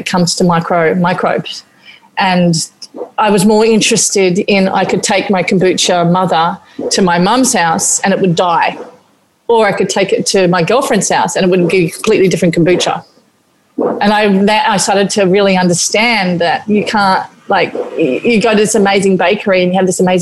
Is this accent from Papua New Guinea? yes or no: yes; Papua New Guinea; moved away; growing up in New Guinea and eating a lot of fermented fish